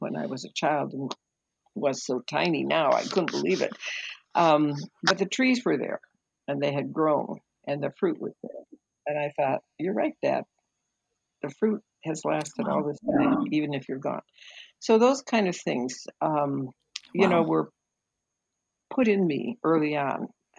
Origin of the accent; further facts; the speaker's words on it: Nigeria; I was born and raised in Nigeria. My parents were teachers, worked with a mission group there.